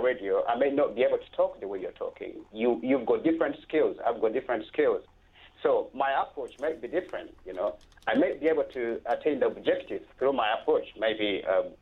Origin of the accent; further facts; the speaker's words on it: Uganda; moved away as an adult; now in United Kingdom; I'm from Uganda.